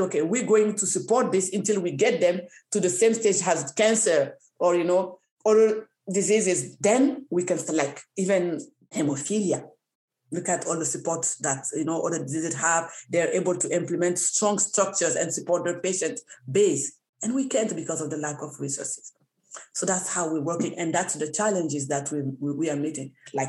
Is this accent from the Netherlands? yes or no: no; Canada; because I think it's the responsibility of the government to support us, because we're Canadian, like any other disease.